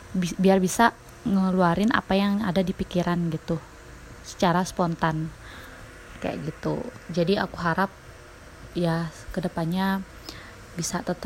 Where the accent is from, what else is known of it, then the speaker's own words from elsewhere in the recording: West Nusa Tenggara, Indonesia; now in Shigaraki, Japan; Aku asli dari Lombok, NTB, Indonesia, tapi sekarang tinggal di Jepang. Tepatnya di Sigaraki.